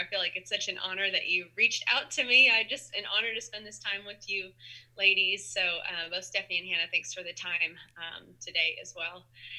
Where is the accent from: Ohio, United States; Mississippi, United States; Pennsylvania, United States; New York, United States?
Ohio, United States; Dayton; moved away as an adult; also born or lived in Tennessee; Yeah, so I'm actually from Ohio, Dayton, Ohio area.